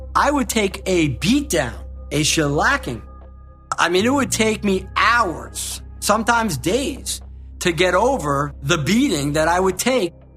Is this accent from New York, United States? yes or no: yes; Long Island, New York, United States; moved away; also born or lived in Florida; we grew up in Long Island, New York, and my dad came to us and said, We're out of money. We gotta go. We gotta move to Florida